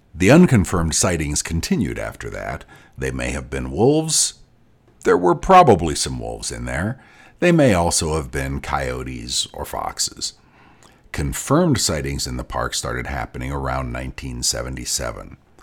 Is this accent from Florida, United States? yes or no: no; Boulder, Colorado, United States; I grew up in Boulder, Colorado